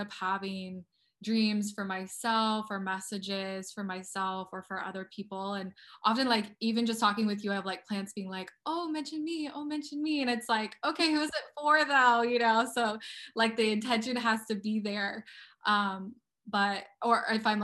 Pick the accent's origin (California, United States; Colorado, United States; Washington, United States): Colorado, United States; moved away; also born or lived in Okmulgee, Oklahoma; I grew up in the Rocky Mountains